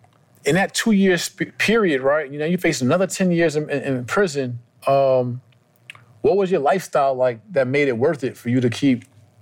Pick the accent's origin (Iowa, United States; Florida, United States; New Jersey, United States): New Jersey, United States; I'm from Jersey, right?